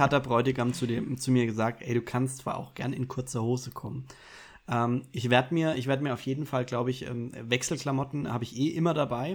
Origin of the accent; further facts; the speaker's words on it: Bavaria, Germany; Ich als Bayer